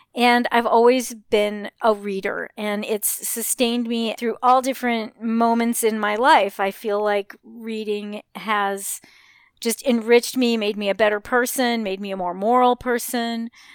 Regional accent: Los Angeles, California, United States; also born or lived in Burbank, California; I grew up in Hollywood and Westwood

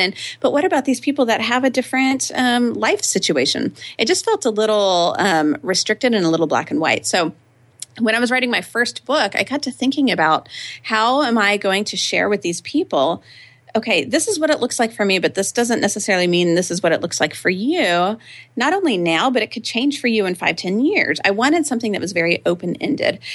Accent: Austin, Texas, United States; I grew up here in Austin, Texas, and lived in the same house from age two to eighteen

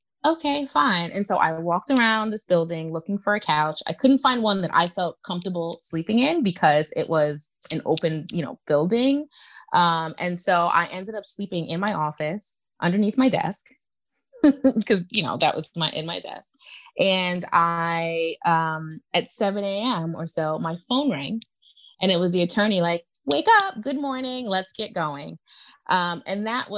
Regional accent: New York, United States; I'm from New York

